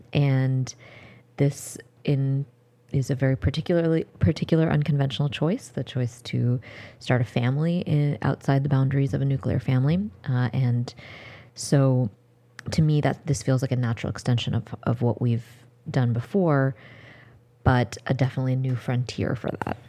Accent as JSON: {"language": "English", "country": "United States", "tie": "born or raised there", "said": "I was born in the United States"}